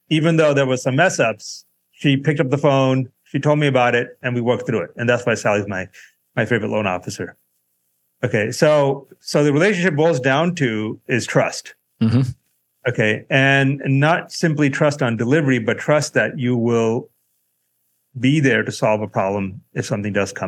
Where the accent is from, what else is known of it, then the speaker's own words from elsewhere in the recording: Southern California, United States; I grew up in Southern California